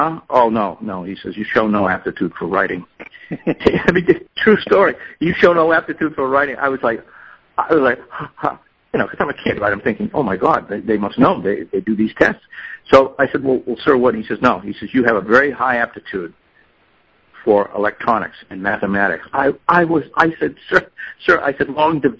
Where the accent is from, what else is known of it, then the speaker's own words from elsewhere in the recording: Boston, Massachusetts, United States; of course I'm Irish. I was born in South Boston